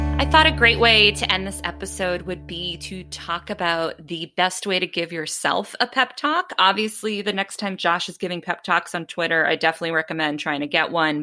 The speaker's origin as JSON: {"language": "English", "town": "Boston", "region": "Massachusetts", "country": "United States", "tie": "born or raised there", "said": "growing up in Boston"}